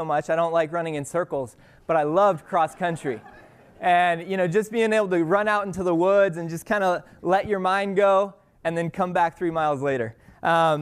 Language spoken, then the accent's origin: English; Colorado, United States; moved away as an adult; now in Torrance, United States; I was born and raised in Colorado